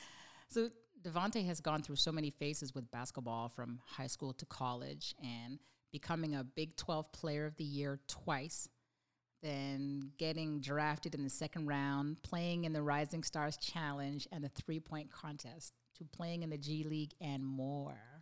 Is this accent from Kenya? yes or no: no; Canada; I'm from Canada